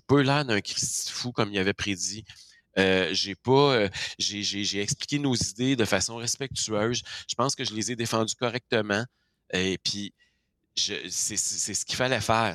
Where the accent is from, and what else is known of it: Quebec, Canada